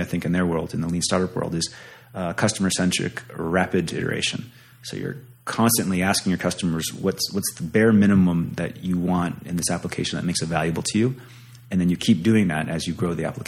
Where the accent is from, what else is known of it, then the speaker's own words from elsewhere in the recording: Pennsylvania, United States; also born or lived in Santa Cruz, California; now in Fort Collins, United States; But I'm from Pennsylvania.